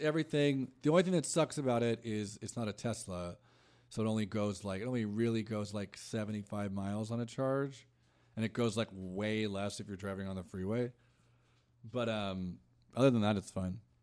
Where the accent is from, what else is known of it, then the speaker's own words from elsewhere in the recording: Orange County, California, United States; now in Los Angeles, United States; grew up, I'm from Orange County, and I, like, grew, I grew up, like, around Disney